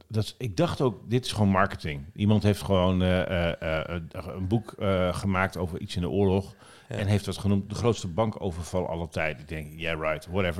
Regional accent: Nieuw-Buinen, Drenthe, Netherlands; vlakbij waar ik ben opgegroeid in Drenthe, bij Borger, in Nieuwbuinen.

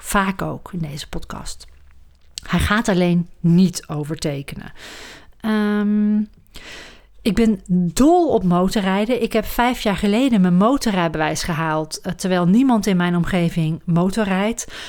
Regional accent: Roosendaal, North Brabant, Netherlands; moved away as an adult; also born or lived in Amsterdam; now in Huizen, Netherlands; Opgegroeid in het Brabantse Roosendaal

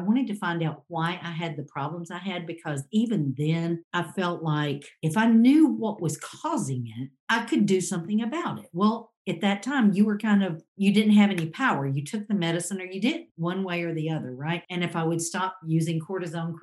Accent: Cobb County, Georgia, United States; I grew up in Cobb County. I'm a Georgia native.

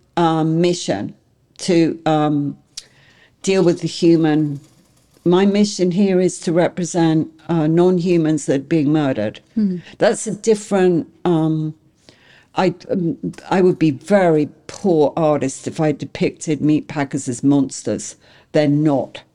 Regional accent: England, United Kingdom; now in United States; I'm English

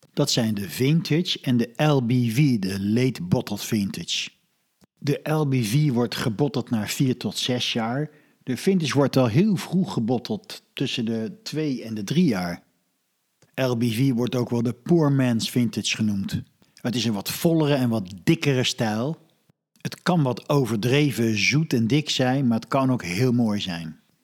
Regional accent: Netherlands; wij als Nederlanders

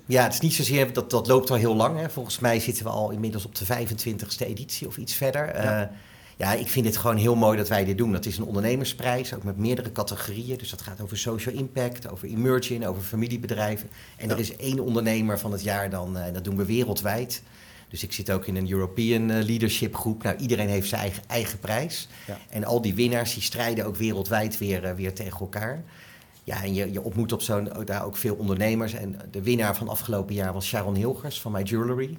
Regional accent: Delft, South Holland, Netherlands; Ik ben geboren en getogen Delftenaar. Ik ben ook gek op mijn stad

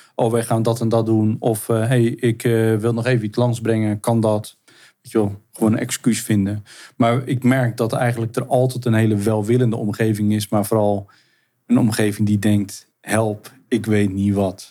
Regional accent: Zeeland, Netherlands; Ik, ik ben in, in Zeeland eh, ben ik geboren en opgegroeid

